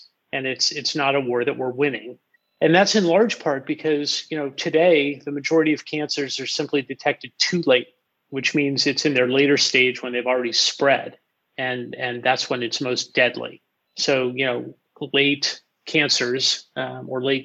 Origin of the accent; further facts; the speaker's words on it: Los Angeles, California, United States; born and raised in Los Angeles